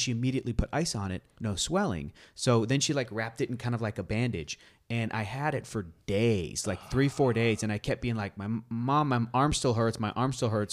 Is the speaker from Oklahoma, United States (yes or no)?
no; San Diego, California, United States; I grew up in San Diego